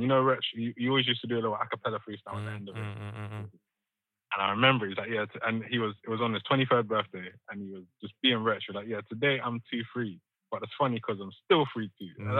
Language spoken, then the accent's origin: English; Croydon, London, United Kingdom; also born or lived in Jamaica; I'm from Croydon via Jamaica